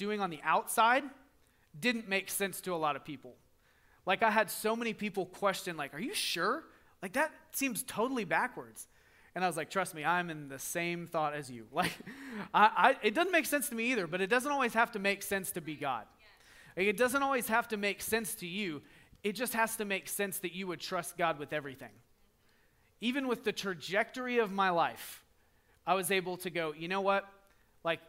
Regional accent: the South, United States; we're from the South. We say yes, ma'am all the time

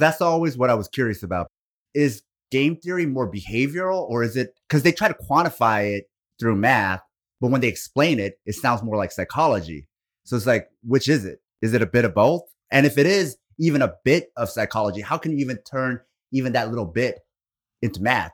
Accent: Portland, Oregon, United States; where I grew up in Oregon, Like, I grew up in the Portland, Beaverton area.

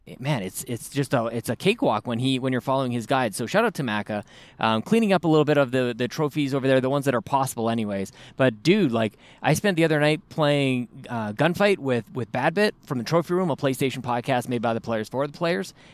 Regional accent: Canada; we're Canadian, we all took, uh, French in high school.

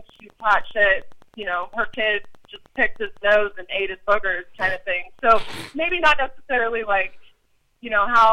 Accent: Colorado Springs, Colorado, United States; I'm from Colorado Springs

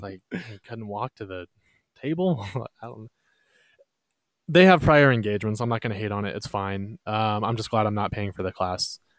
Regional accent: Texas, United States; we're from Texas

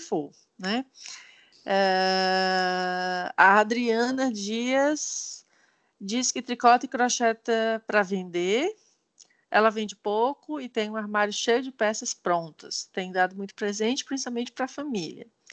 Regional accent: Ceará, Brazil; now in Canada; sou cearense

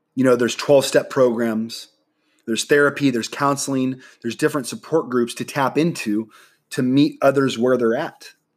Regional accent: Nebraska, United States; moved away as an adult; now in San Diego, United States; I'm originally from Nebraska. All my family lives in Nebraska.

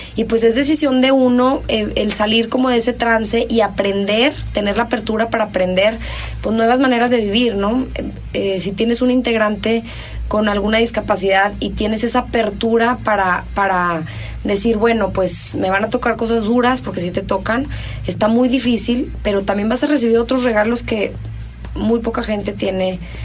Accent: Mexico; así somos los mexicanos

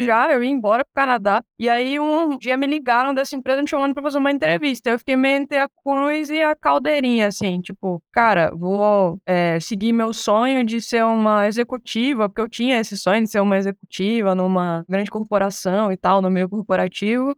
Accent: Angra dos Reis, Rio de Janeiro, Brazil; moved away; Quando a gente morava lá em Angra dos Reis, pra quem não sabe, eu sou carioca. Sou angrense, na verdade. Sou angrense, nasci em Angra dos Reis

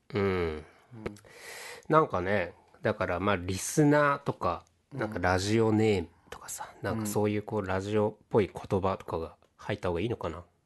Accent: Nagasaki, Japan; 地元の長崎

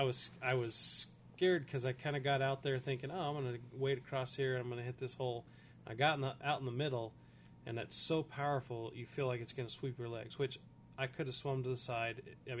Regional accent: New Mexico, United States; See, we're from New Mexico, there's no water.

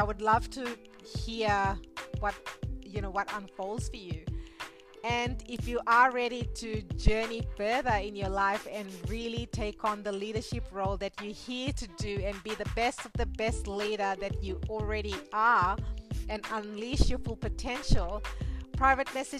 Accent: Fiji; being born and raised in Fiji and coming from an Indian background

